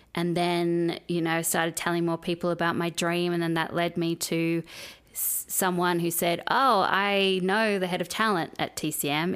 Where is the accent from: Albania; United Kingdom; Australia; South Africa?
Australia; moved away as an adult; now in United States; when I grew up in Australia